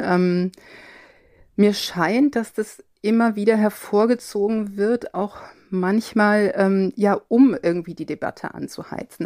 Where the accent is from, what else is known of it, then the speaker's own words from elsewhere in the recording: Cologne area, North Rhine-Westphalia, Germany; ich bin im Kölner Raum äh, aufgewachsen